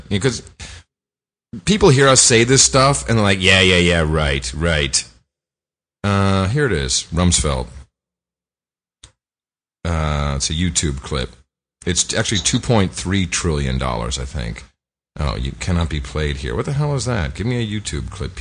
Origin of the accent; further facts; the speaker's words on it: United States; I'm an American